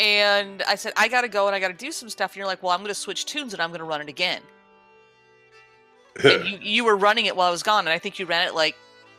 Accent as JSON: {"language": "English", "region": "Midwest", "country": "United States", "said": "We're from the Midwest. We're all Scandahoovian somewhere"}